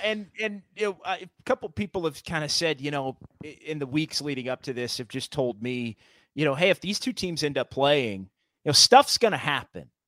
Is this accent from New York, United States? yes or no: no; Sacramento, California, United States; moved away as an adult; now in San Francisco Bay Area, United States; from growing up in Sacramento and working in Sacramento for a decade, and I've been in, in the Bay for the last decade